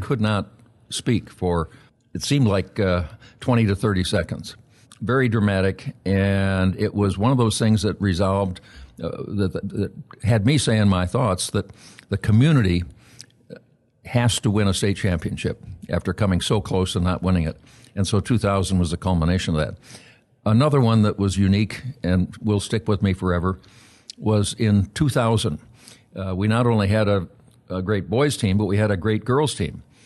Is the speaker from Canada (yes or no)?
no; Aurora, Illinois, United States; born or raised there